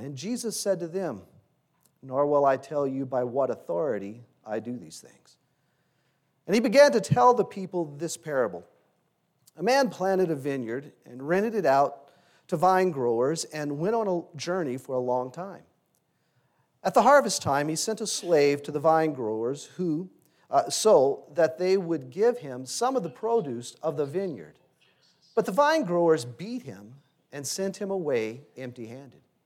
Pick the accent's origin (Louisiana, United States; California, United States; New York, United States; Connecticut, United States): Louisiana, United States; Growing up in Louisiana, in high school